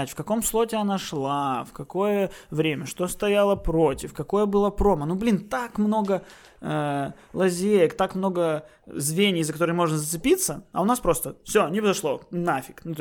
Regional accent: Kyiv, Ukraine; А не представлен вот я, киевлянин

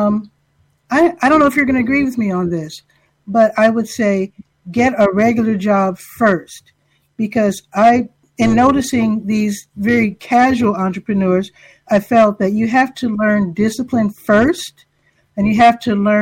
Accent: Chicago, Illinois, United States; moved away as an adult; now in Durham, United States; I grew up in Chicago

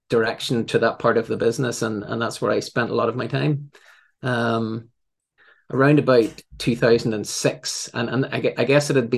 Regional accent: Northern Ireland, United Kingdom; also born or lived in England; I came home to Northern Ireland. That's my accent probably gives that away.

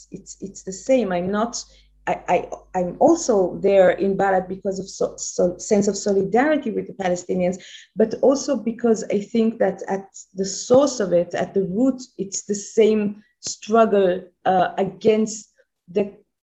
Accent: Tehran, Tehran Province, Iran; now in Israel; I was born and raised in Iran, in Tehran, a very conservative, middle-class, ordinary Jewish family

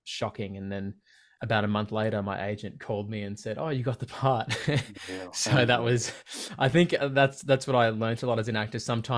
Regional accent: Berwick, Victoria, Australia; Being so young, growing up in Berwick in Victoria, it's not really a place that movies are made

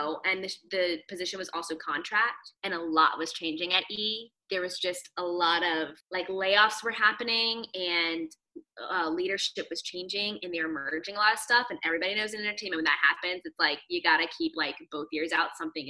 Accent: Virginia Beach, Virginia, United States; because I'm from Virginia Beach. Even though we lived in the suburbs, like the beach was 15 minutes away.

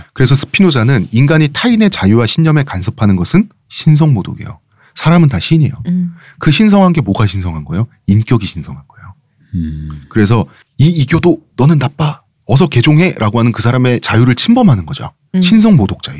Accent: South Korea; 태어났더니 한국이다

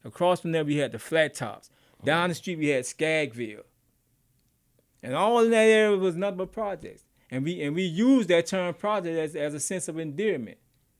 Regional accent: United States; I'm American.

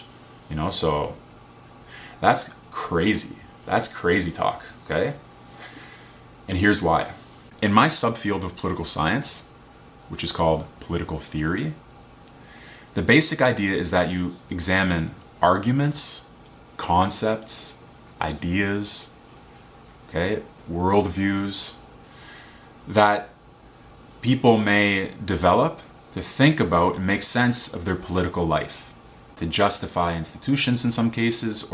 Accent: Canada; also born or lived in Vancouver, Canada; I was born in Canada.

